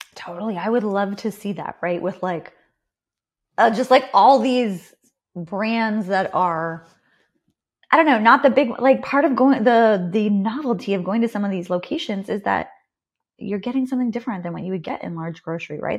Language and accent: English; Canada; accent: Canadian; I'm Canadian.